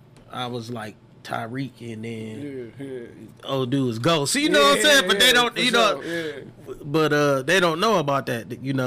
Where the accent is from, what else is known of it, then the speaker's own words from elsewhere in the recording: Detroit, Michigan, United States; I'm from the West Side, man, Dexter Droyro area.